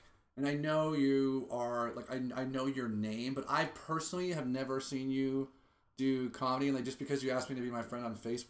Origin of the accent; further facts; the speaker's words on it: Los Angeles, California, United States; As a Laker fan, I can say, but I'm from here